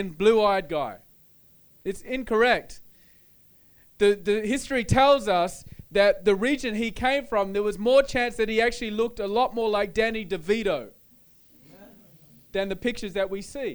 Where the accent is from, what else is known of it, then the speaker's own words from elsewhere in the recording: Australia; I'm Australian, I'm from Australia, I have an Australian culture, Australian background.